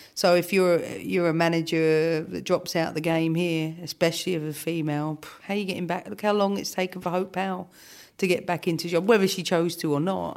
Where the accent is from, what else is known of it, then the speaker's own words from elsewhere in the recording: London, United Kingdom; Camden has shaped me, no doubt, because it gave me the important things, the streetwise things. You know, I grew up in flats.